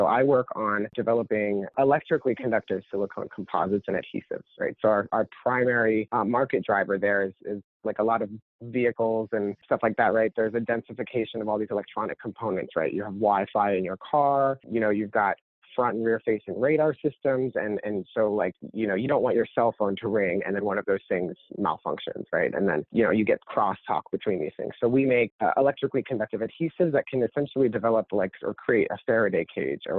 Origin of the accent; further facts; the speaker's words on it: Orlando, Florida, United States; moved away as an adult; also born or lived in Michigan; I'm from sort of central South Florida. I grew up in a, you know, primarily Latin